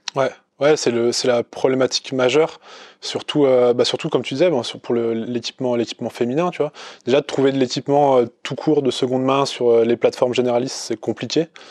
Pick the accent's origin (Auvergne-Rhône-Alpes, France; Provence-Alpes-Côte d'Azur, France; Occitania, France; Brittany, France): Auvergne-Rhône-Alpes, France; Chamonix; je suis né à Chamonix